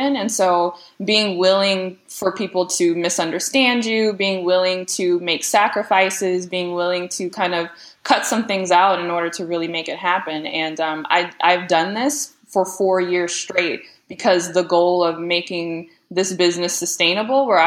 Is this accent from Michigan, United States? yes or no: yes; Detroit, Michigan, United States; growing up in the Metro Detroit area